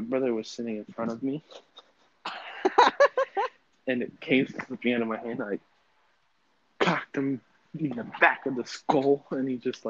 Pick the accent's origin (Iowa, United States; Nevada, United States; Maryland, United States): Nevada, United States; Las Vegas; I was born in Vegas, but, like, we would always go to Cali because most of my family lives there.